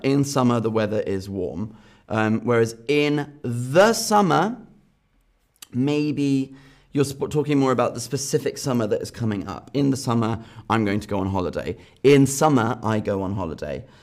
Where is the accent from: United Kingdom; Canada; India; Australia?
United Kingdom; Northern Ireland; also born or lived in London; now in Berlin, Germany; I'm from Northern Ireland